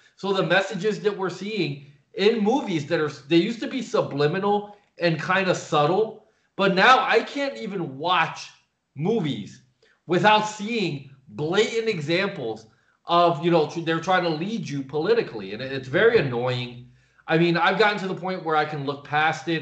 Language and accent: English; Paterson, New Jersey, United States; moved away as an adult; now in Eastern Europe; I'm originally from uh, the New York City area, uh, born and raised in Paterson, New Jersey.